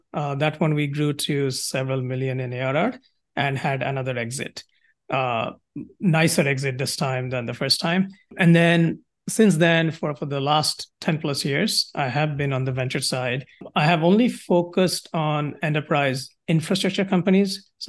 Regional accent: India; moved away as an adult; now in United States; So in terms of my background, I'm originally from India, came to school here at Georgia Tech

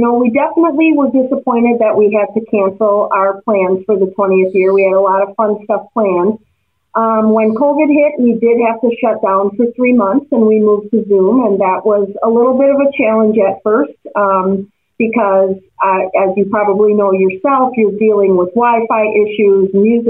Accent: Milwaukee, Wisconsin, United States; I am born and raised in Milwaukee, Wisconsin.

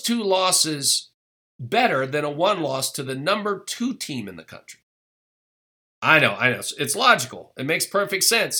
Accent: Midwest, United States; I'm a Midwesterner

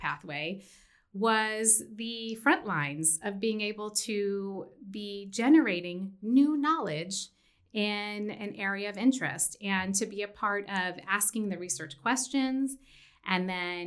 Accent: Washington, D.C. area, Maryland, United States; moved away as an adult; also born or lived in upstate New York / California; now in Mountain West, United States; I was born in the Washington, D.C. area

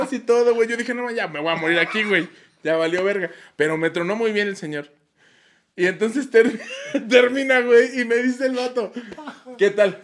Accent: Mexico City, Mexico; como buen mexicano que soy, chilango

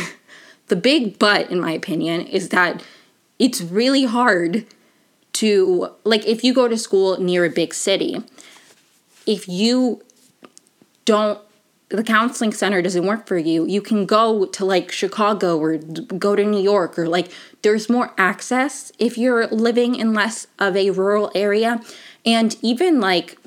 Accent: Venezuela; moved away; also born or lived in Maryland; I'm from Venezuela

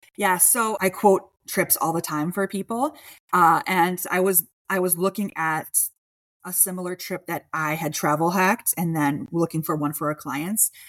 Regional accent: Chicago, Illinois, United States; I was born and raised in Chicago

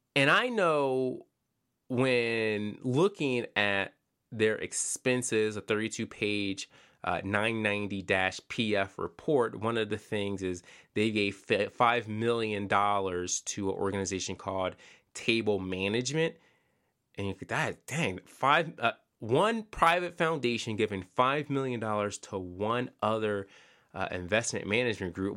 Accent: Philadelphia, Pennsylvania, United States; I'm from Pennsylvania. I'm from Philadelphia.

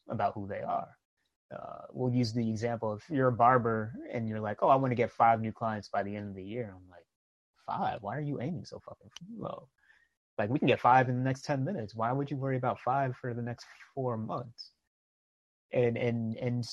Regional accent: New York, United States; I grew up in New York

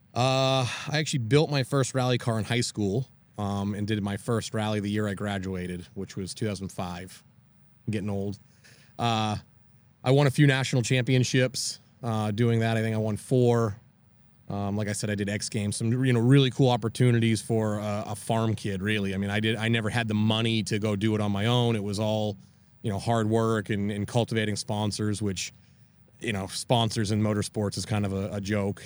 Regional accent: Maine, United States; now in Tampa, United States; I grew up in Maine on a hundred acres, out in the woods

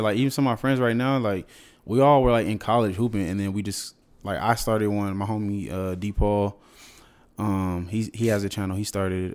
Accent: San Diego, California, United States; moved away as an adult; also born or lived in San Fernando Valley, California / Los Angeles, California / Houston, Texas / Alabama; I was born in San Diego. Okay, so I grew up San Diego, uh, really SoCal

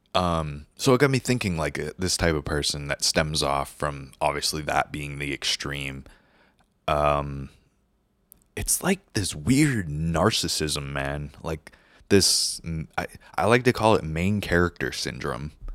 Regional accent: New Hampshire, United States; moved away as an adult; also born or lived in California; I moved there from New Hampshire, where I grew up, spent twenty-four years of my life

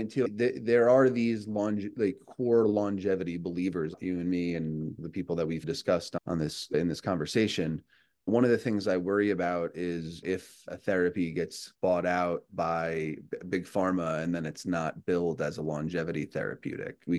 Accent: New York, United States; I'm from New York

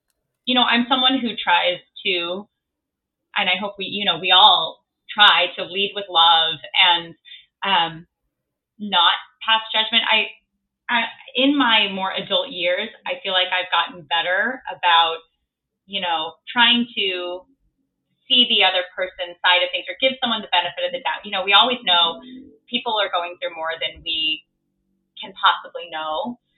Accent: Midwest, United States; now in New York City, United States; So growing up in the Midwest and then being in New York City, I've got a very interesting Facebook newsfeed these days.

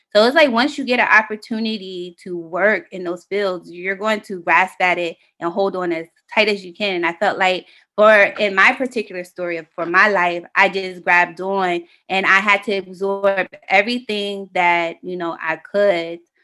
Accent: Delaware, United States; also born or lived in Philadelphia, Pennsylvania / Middletown, Delaware; when I was ten years old, we moved to Delaware

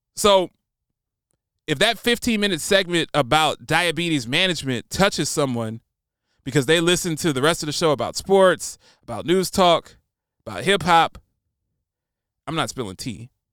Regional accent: United States; also born or lived in Nashville, Tennessee; It's my right as an American

